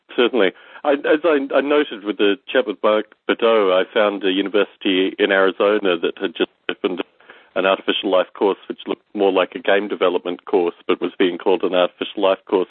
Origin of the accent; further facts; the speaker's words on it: Australia; growing up in Australia